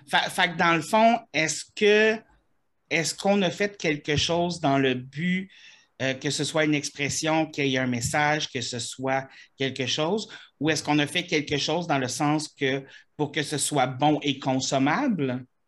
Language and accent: French; Quebec, Canada; je suis Québécois